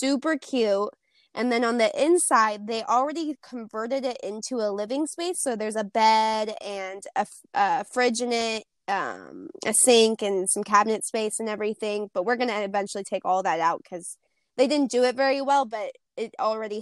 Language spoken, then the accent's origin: English; Montana, United States; I am from Montana